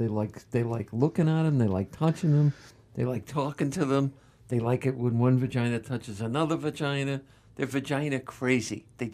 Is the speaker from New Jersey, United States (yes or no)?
yes; New Jersey, United States; born or raised there